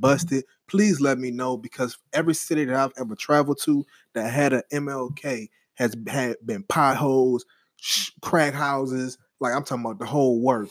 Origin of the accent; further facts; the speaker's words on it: New Orleans, Louisiana, United States; now in Texas, United States; I'm from New Orleans